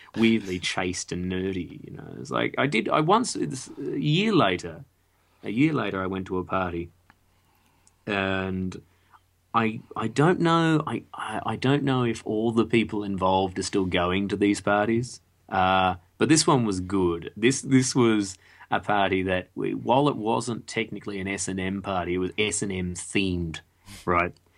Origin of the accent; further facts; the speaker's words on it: Australia; we were all Australian as well